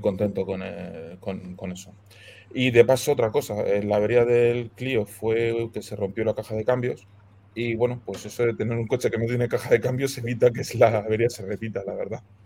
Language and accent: Spanish; Cartagena, Region of Murcia, Spain; now in Madrid, Spain; Yo soy de Cartagena, aunque vivo en Madrid